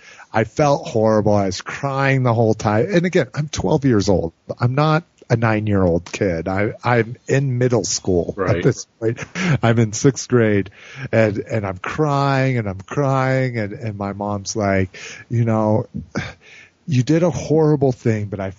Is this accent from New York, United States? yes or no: no; Albuquerque, New Mexico, United States; now in Denver, United States; I grew up in Albuquerque.